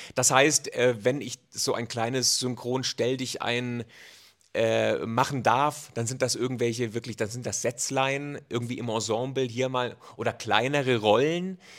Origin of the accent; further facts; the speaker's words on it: Germany; bei uns in Deutschland